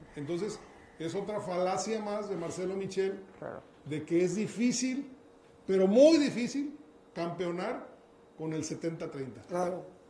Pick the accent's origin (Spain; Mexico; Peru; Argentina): Mexico; celebramos como mexicanos